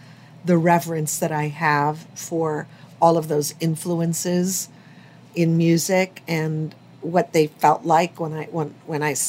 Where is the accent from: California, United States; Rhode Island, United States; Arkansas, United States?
California, United States; Los Angeles; I grew up, I'm born and raised in Hollywood